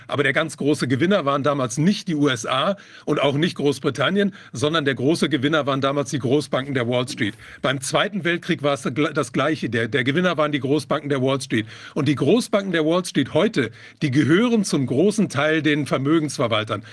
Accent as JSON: {"language": "German", "country": "Germany", "said": "hier bei uns in Deutschland"}